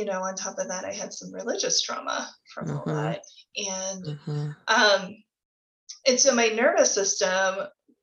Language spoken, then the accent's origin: English; Midwest, United States; I grew up in the Midwest in the 90s in purity culture.